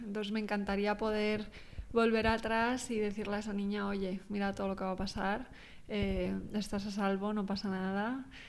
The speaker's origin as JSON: {"language": "Spanish", "town": "Pontevedra", "region": "Galicia", "country": "Spain", "tie": "born or raised there", "also_born_or_lived": "Australia", "moved": "as an adult", "said": "soy gallega yo"}